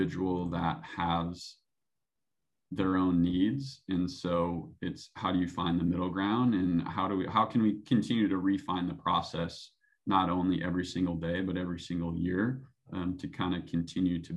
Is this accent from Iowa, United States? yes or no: no; Minnesota, United States; moved away as an adult; now in Phoenix, United States; more of a purist from Minnesota